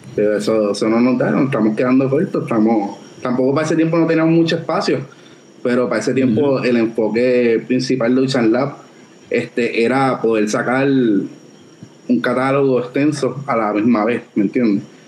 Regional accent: San Juan, Puerto Rico; also born or lived in Coamo; yo nací en San Juan, pero toda mi familia de parte de madre, esta es, es de Cobamo

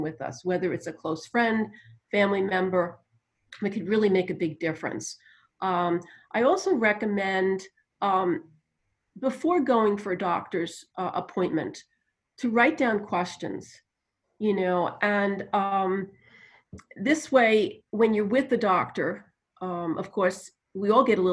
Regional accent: New York, United States; accent: New Jersey and New York; moved away; also born or lived in New Jersey; Yeah, I guess I have that accent. It's partly New Jersey and New York because I grew up in New York

